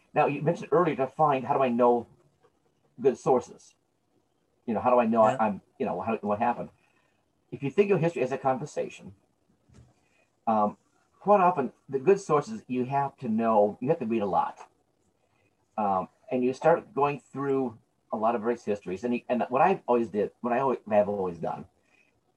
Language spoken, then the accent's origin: English; United States; Because I love the land I'm born in. This is my country. I'm born here.